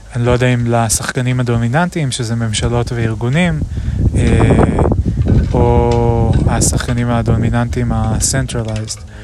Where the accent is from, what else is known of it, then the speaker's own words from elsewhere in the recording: Israel; אני גדלתי בכפר